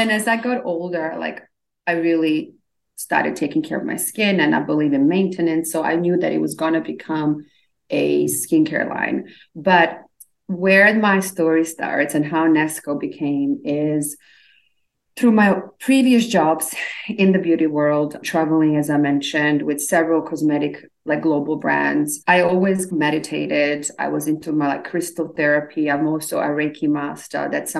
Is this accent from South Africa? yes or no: no; Australia; also born or lived in Bosnia / Slovenia; now in Los Angeles, United States; So actually I was born in Eastern Europe. My family immigrated after Civil War to Australia. So we moved a lot. So I was born in Bosnia actually. And then we moved to Slovenia and then I ended up in Australia.